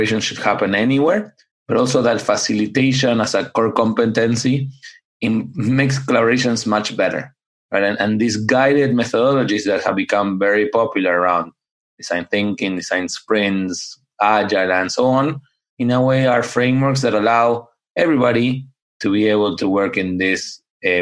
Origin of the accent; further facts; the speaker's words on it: Buenos Aires, Argentina; also born or lived in upstate New York, United States; now in United States; I grew up in Buenos Aires, Argentina